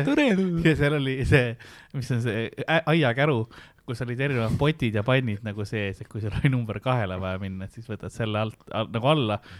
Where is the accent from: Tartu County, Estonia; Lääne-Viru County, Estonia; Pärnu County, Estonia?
Tartu County, Estonia; Tartu; ja vaat ma olen Tartust